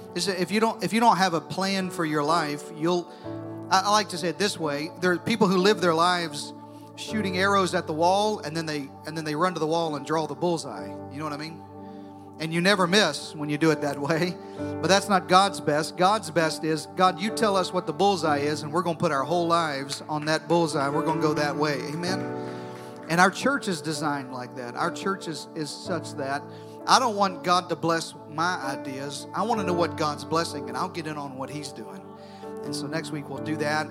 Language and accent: English; United States; I was born in America. I'm proud to be an American